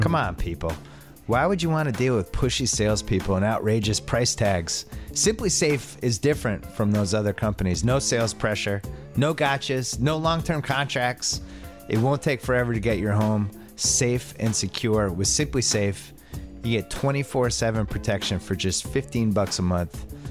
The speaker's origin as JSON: {"language": "English", "region": "East Coast", "country": "United States", "also_born_or_lived": "Boston", "moved": "yes", "said": "we're both from the East Coast."}